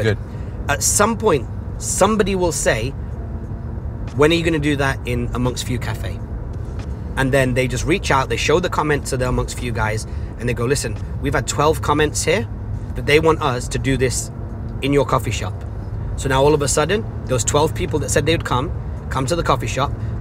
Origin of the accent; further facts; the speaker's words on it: Salford, North West England, United Kingdom; where I was growing up in Salford